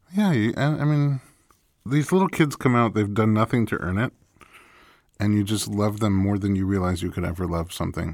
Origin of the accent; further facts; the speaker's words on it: New York, United States; moved away as an adult; now in California, United States; I'm from New York, where at least when I grew up there it was